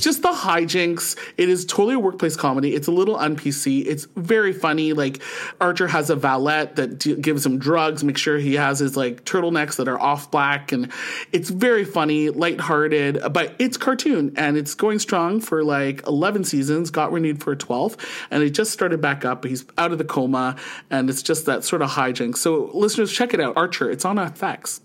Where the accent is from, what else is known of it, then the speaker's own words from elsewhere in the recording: St. Catharines, Ontario, Canada; now in Ottawa, Canada; born and raised in Saint Catharines, Ontario, and now living in the nation's capital of Ottawa.